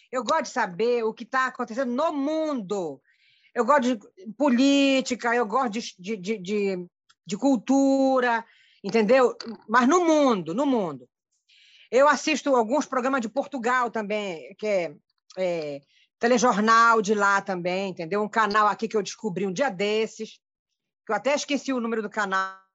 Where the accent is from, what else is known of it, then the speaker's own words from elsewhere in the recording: Abaetetuba, Pará, Brazil; born there; Ei, Ítalo, eu nasci aí, nasci na Costa Marataíra.